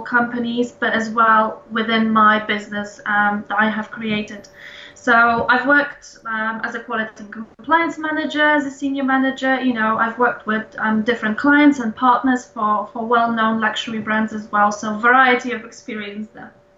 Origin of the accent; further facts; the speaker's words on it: Poland; moved away as an adult; now in London, United Kingdom; I live in London and I moved here back in 2005. I'm originally from Poland